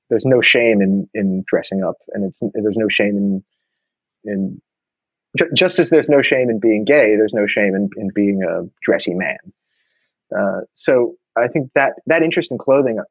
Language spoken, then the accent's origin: English; New York, United States; growing up in New York, when I was younger, when I was a teenager